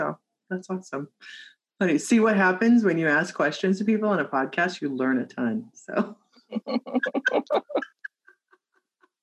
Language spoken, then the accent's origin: English; Midwest, United States; now in West Coast, United States; I'm from the Midwest, right? Though like have lived on the, you know, West Coast for a long time